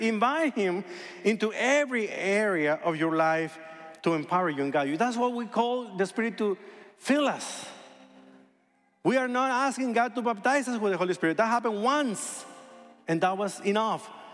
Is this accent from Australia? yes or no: no; hometown of Fernando Valenzuela, Sonora, Mexico; moved away; one guy from my hometown, El Toro Valenzuela